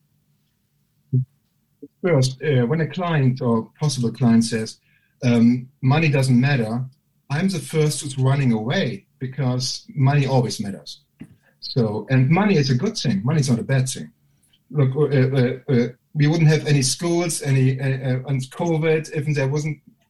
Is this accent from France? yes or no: no; Germany; accent: German; moved away as an adult; now in United Kingdom; And I can't deny my bloody German accent. And obviously I've got no sense of humor growing up in Germany